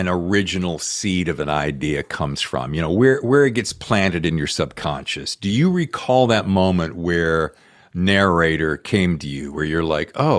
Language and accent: English; the South, United States; I'm from the South